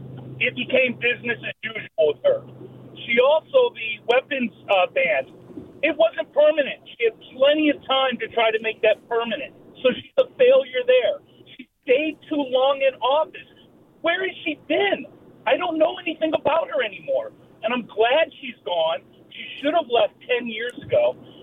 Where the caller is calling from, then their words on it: San Francisco, California, United States; Yeah, no, I'm actually from San Francisco